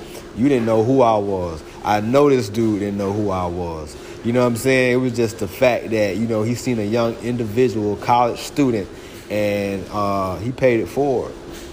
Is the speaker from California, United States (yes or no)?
no; Florida, United States; born or raised there; moved away as an adult; also born or lived in Georgia